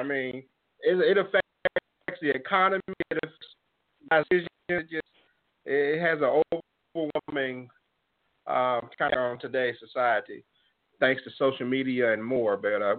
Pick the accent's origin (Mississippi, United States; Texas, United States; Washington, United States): Mississippi, United States; my home state of Mississippi